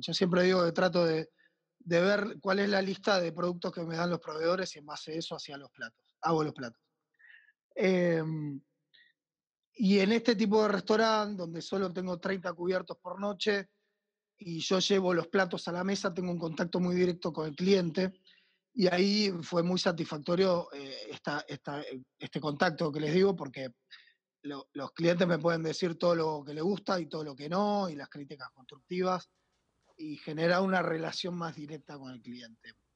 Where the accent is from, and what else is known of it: Argentina; also born or lived in France / Buenos Aires